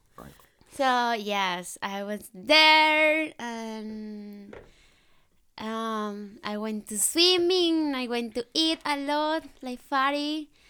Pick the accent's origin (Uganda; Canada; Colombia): Colombia; English is a second language; moved away as an adult; now in Netherlands; I'm from Colombia.